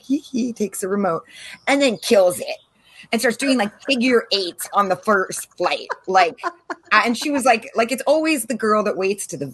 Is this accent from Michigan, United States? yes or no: no; San Diego, California, United States; moved away as an adult; also born or lived in Caribbean; now in San Diego, United States; I'm from San Diego, grew up here, born and raised Californian to the bone, but I moved over 20 years ago to the Caribbean